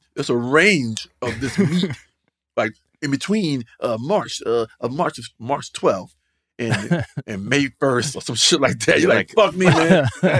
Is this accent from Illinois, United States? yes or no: no; North Carolina, United States; Like, I'm from North Carolina, man. I done tried it all, bro.